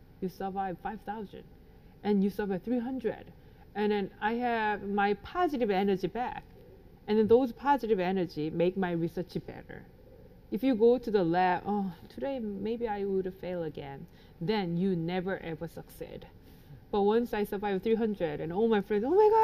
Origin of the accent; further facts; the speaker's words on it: South Korea; I grew up in Korea